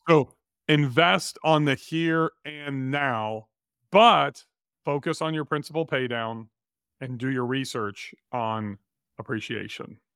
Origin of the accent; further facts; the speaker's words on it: Bakersfield, California, United States; We grew up together in Bakersfield, California